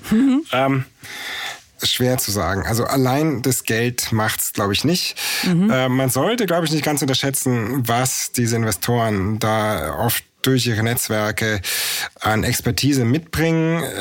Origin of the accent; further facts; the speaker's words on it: Munich, Bavaria, Germany; Also ich bin in München aufgewachsen